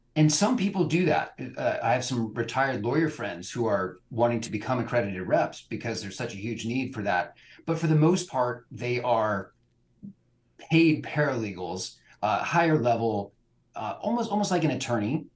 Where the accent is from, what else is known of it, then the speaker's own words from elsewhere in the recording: Bay Area, California, United States; also born or lived in Budapest, Hungary; now in Portland, United States; I grew up in California, but escaped the Bay Area to land in Portland, Oregon.